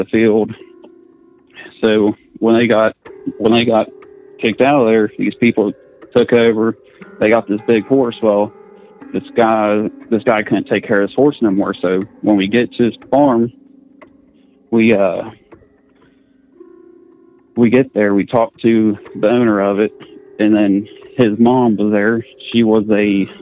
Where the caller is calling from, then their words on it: West Virginia, United States; I'm calling from West Virginia.